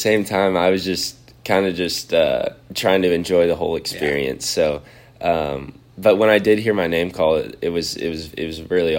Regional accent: Austin, Texas, United States; I was born and raised in Austin, grew up a Longhorn fan

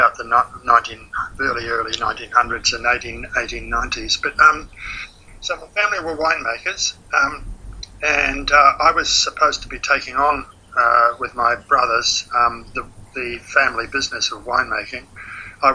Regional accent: Auckland, New Zealand; I was born in 1945 in Auckland, New Zealand. My family were winemakers

